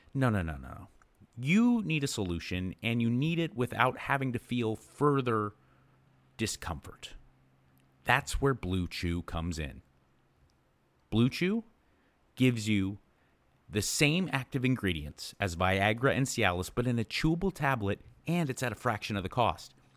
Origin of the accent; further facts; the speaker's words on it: Los Angeles, California, United States; moved away as an adult; now in Texas, United States; about Los Angeles and Venice because I grew up there